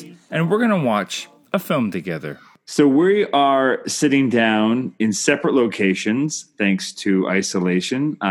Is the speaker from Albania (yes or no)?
no; Canada; I'm Canadian filmmaker